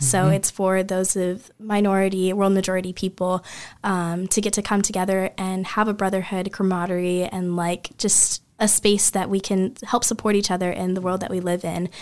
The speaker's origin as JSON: {"language": "English", "town": "Kansas City", "region": "Missouri", "country": "United States", "said": "I'm from Kansas City, Missouri originally. Um, Missouri, not Kansas."}